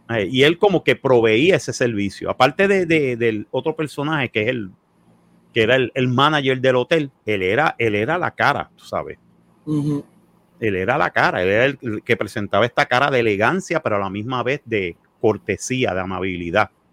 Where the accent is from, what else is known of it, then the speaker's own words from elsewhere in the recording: Puerto Rico; somos puertorriqueños